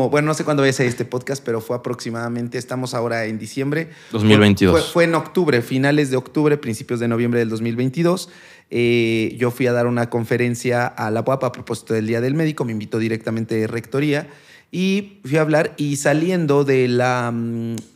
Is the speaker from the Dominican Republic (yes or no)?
no; San Martín Texmelucan, Puebla, Mexico; also born or lived in Tlaxcala / Mexico City; sí soy de Puebla. No, nací en Tlaxcala, vivo en Puebla desde pues, los dos años. un tiempo estuve en la Ciudad de México y después regresé a Puebla. Y pues ahí estoy, ahí quiero quedarme toda mi vida.